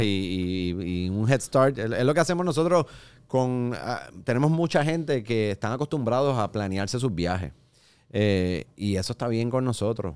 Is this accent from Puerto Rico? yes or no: yes; Puerto Rico; nosotros los boricuas